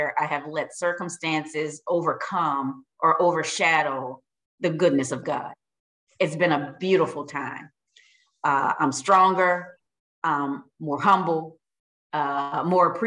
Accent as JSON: {"language": "English", "region": "Louisiana", "country": "United States", "said": "I'm from Louisiana"}